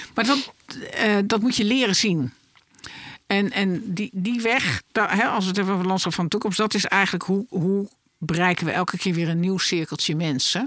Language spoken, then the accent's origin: Dutch; Netherlands; wij als Nederlander